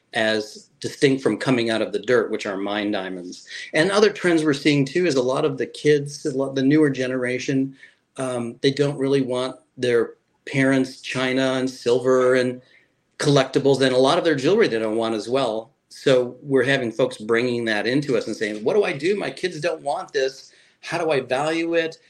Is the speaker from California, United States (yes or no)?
no; Chicago, Illinois, United States; moved away as an adult; now in Fort Myers, United States; I was born in Chicago